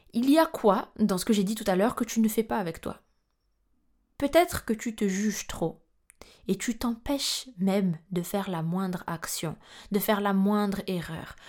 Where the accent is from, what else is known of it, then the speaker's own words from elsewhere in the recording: Madagascar; je suis malgache